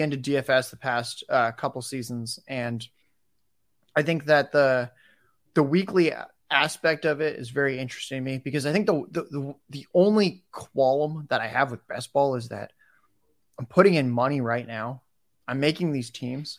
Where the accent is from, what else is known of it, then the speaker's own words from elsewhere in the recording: San Diego, California, United States; I'm in San Diego right now. I'm from San Diego